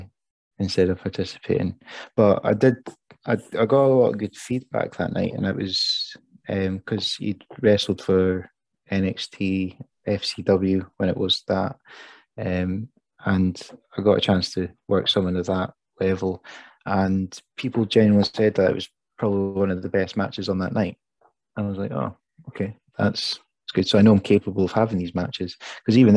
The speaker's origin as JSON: {"language": "English", "town": "Perth", "region": "Scotland", "country": "United Kingdom", "tie": "born or raised there", "said": "it's Perth, it's my hometown"}